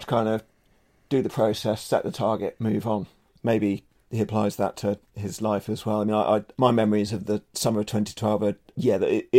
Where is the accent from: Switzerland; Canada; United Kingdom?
United Kingdom; And as a British cycling fan, I remember the lean year when I first got into the sport